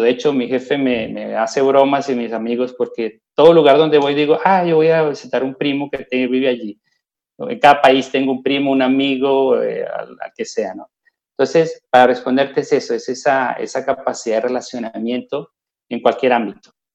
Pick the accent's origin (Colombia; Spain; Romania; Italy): Colombia; moved away as an adult; now in Lausanne, Switzerland; en Colombia decimos don gente